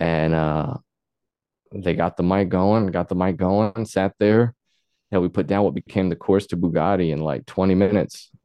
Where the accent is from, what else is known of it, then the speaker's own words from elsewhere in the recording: Luxora, Arkansas, United States; I grew up there where I started on music